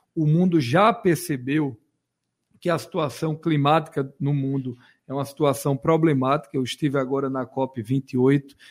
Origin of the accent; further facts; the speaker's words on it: Pernambuco, Brazil; os municípios do nosso estado